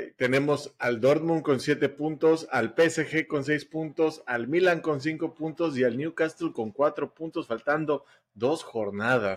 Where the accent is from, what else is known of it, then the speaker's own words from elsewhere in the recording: Mexico; somos los mexicanos